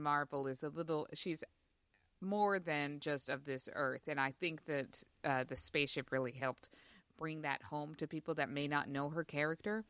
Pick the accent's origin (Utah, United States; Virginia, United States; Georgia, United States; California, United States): Utah, United States; I grew up in Utah